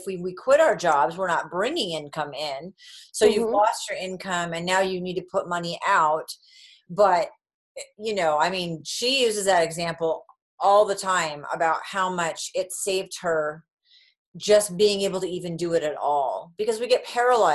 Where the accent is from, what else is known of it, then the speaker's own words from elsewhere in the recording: United States; accent: US; my US accent